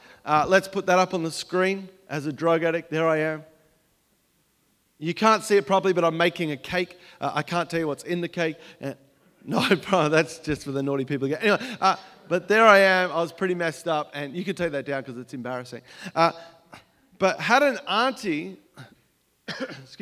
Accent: Melbourne, Victoria, Australia; moved away as an adult; now in United States; I grew up in Melbourne, Australia

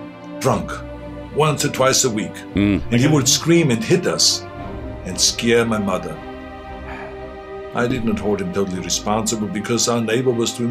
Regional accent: Austria; moved away as an adult; now in United States; I grew up in Austria.

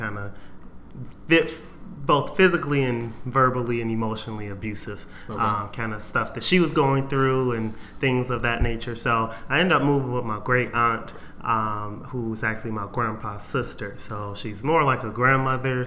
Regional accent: Detroit, Michigan, United States; I grew up in Detroit all my life

